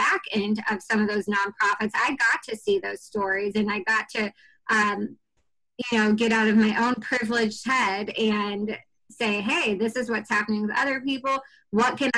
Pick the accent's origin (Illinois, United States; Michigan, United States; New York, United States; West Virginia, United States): Illinois, United States; Danville; moved away as an adult; also born or lived in Camp Pendleton, California / Okinawa, Japan; I'm from Danville, Illinois